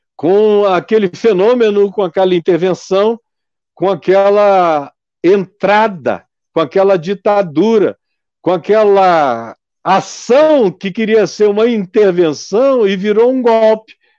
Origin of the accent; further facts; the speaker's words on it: Amazonas, Brazil; Eu sou amazonense